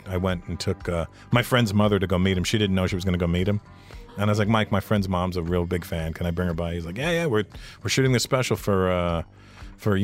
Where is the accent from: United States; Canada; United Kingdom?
Canada; Toronto, Ontario; I grew up in Toronto where the Italians played all that stuff